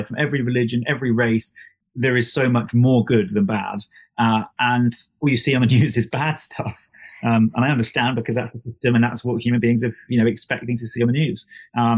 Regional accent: England, United Kingdom; this nutter from England

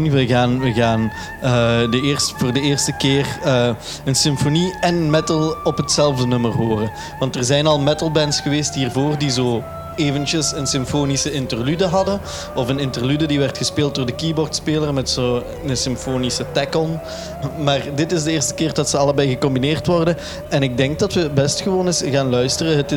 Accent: Limburg, Netherlands; En dat is eh, waar ik ben opgegroeid in het mooie Limburg.

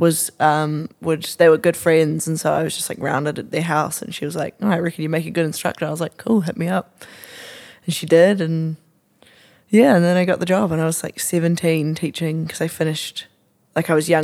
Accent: Auckland, New Zealand; I also grew up in Auckland. Super non-interesting. Shamefully, I grew up on the shore.

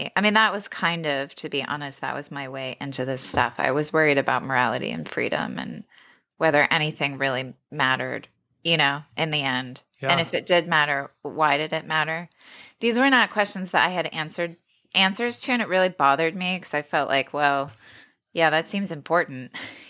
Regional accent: Cincinnati, Ohio, United States; I grew up in a very evangelical, I grew up outside of Cincinnati, Ohio. So lots of evangelical Protestantism.

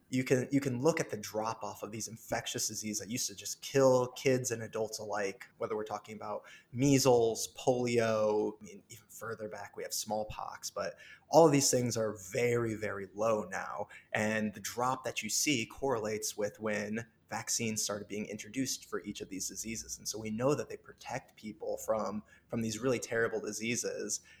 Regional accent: Orion, Illinois, United States; now in Chicago, United States; I'm from a small town called Orion, Illinois. But yeah, I grew up on a farm with cows and corn and moved to the big city for school just uh, four years ago

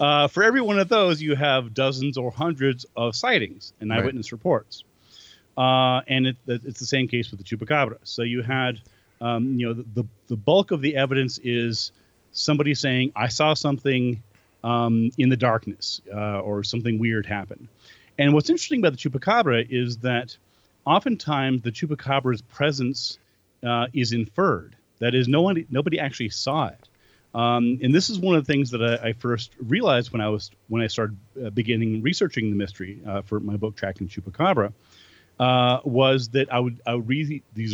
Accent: New Mexico, United States; my home state of New Mexico in the Southwest

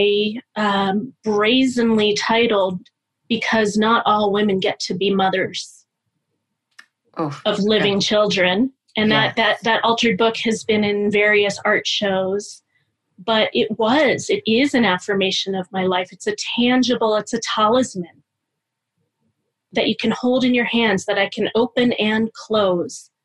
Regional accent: Pittsburgh, Pennsylvania, United States; I'm from Pittsburgh

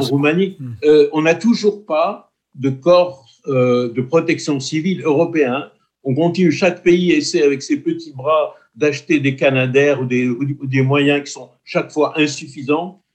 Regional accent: Corsica, France; je me sens corse, je suis français et je suis européen.

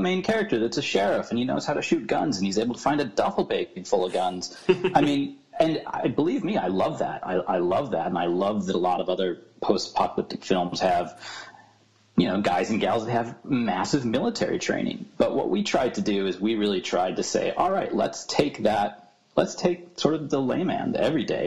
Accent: Corning, New York, United States; my hometown, which is a small town called Corny, New York

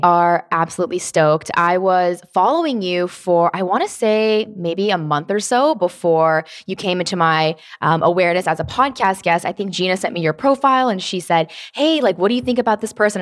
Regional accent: Tennessee, United States; I was born, um, not born in Tennessee, but I was raised there

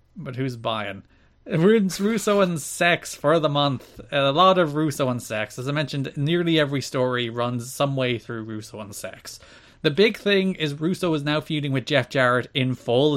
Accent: Ireland; as an Irishman

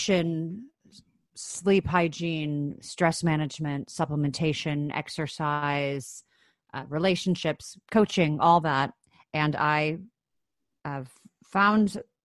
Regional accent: Chicago, Illinois, United States; I grew up in Chicago, Illinois, in the States

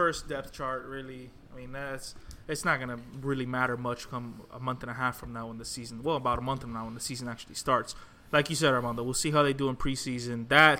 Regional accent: Miami, Florida, United States; We're all three from Miami.

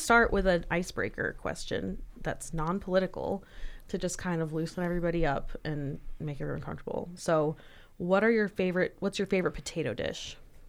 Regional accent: Florida, United States; now in Idaho, United States; I grew up in Florida

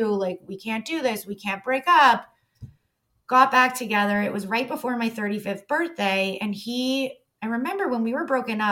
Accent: Toronto, Ontario, Canada; I grew up in Toronto

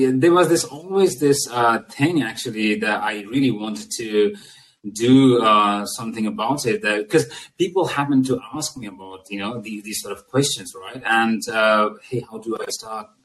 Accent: Nepal; moved away; originally I'm from Nepal.

